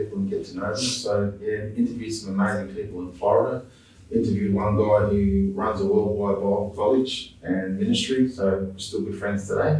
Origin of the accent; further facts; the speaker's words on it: Kwinana, Western Australia, Australia; also born or lived in Sydney; I was born in Sydney, and was raised in Kwinana